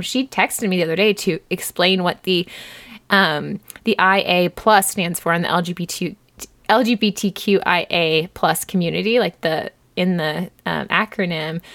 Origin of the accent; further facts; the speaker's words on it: United States; as an American